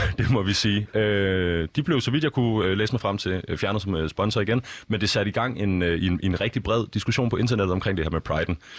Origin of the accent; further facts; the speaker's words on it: Copenhagen, Capital Region of Denmark, Denmark; jeg voksede op i København. Øh, hvad er det, en, en, en, en københavner som mig